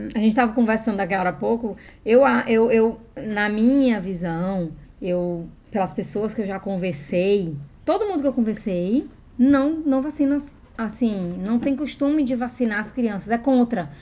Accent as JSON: {"language": "Portuguese", "country": "Brazil", "moved": "as an adult", "lives_now": "Australia", "said": "como a gente é brasileira"}